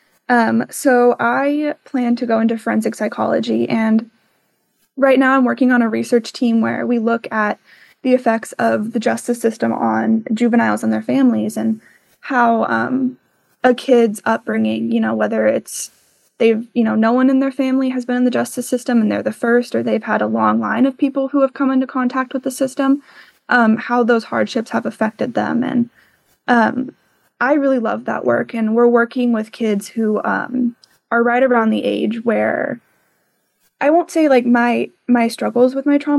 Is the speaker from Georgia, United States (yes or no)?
no; Tucson, Arizona, United States; moved away as an adult; when I'm back home, I'm originally from Tucson